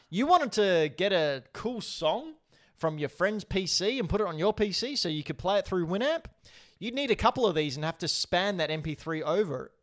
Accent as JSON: {"language": "English", "country": "Australia", "said": "I'm Australian. I, I annou-, I enunciate things differently."}